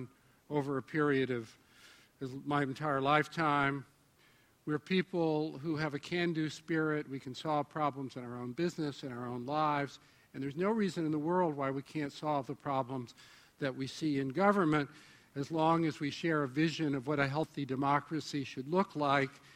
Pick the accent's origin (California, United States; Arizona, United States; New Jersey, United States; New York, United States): New York, United States; I'm from New York